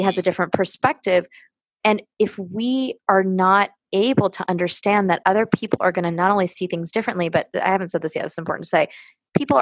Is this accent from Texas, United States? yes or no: no; Los Angeles, California, United States; moved away as an adult; also born or lived in New York; I'm from Los Angeles. I went to graduate school in Los Angeles on the West Coast.